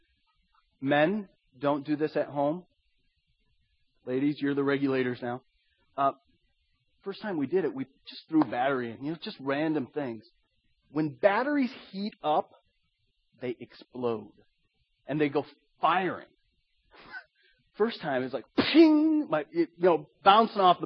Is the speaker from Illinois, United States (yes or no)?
no; Iowa, United States; My brother and I, we grew up in Iowa.